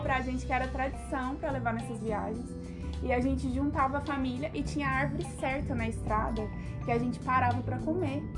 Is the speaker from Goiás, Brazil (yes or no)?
yes; Goiânia, Goiás, Brazil; a minha família não mora em Goiânia desde que eu me entendo por gente. Então sempre foi eu e minha mãe em Goiânia.